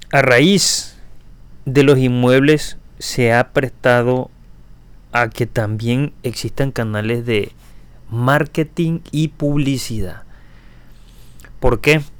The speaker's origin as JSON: {"language": "Spanish", "region": "Tabasco", "country": "Mexico", "accent": "Tabasco", "said": "Y yo tal vez lo que tengo es muy pronunciado mi acento, que se lo agradezco a, a mi zona Tabasco. Y es algo que realmente no he podido evitar, no he podido corregir."}